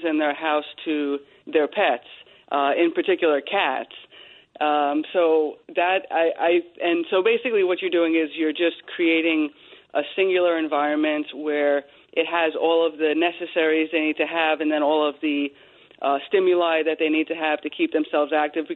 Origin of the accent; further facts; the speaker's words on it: Long Island, New York, United States; I grew up in Long Island